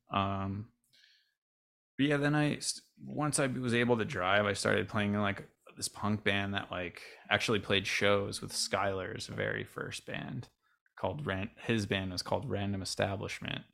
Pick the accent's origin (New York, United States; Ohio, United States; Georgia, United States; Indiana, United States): New York, United States; Avon; I grew up in Rochester, New York.